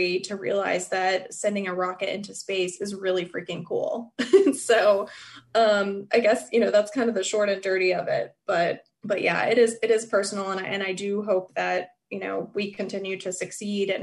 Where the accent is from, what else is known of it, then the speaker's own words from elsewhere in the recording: Merritt Island, Florida, United States; moved away as an adult; also born or lived in Cape Canaveral; I was born in Cape Canaveral and I grew up in Merritt Island